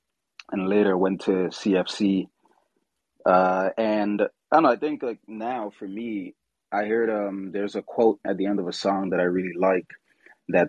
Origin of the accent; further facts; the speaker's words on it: St. Lucia; moved away; I was born in St. Lucia. So my grandmother did theater there